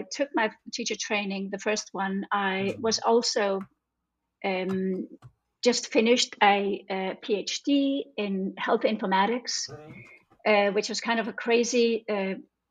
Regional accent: Iceland; now in Denmark; I'm from Iceland, but I've lived in Denmark like the last almost 30 years

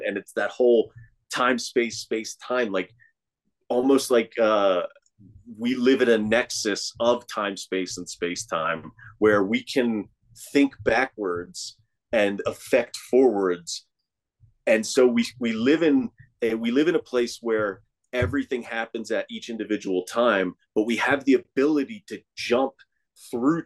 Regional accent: Northeast, United States; moved away; I come from the Northeast

